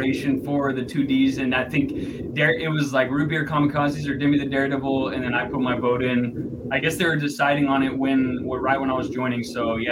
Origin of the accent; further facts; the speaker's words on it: El Paso, Texas, United States; now in Austin, United States; I'm from El Paso, Texas